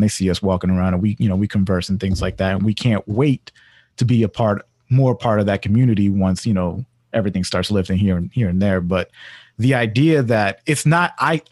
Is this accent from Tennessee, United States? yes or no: no; Washington, District of Columbia, United States; moved away; also born or lived in Hyattsville, Maryland; I grew up in D.C. I grew up in Columbia Heights, mainly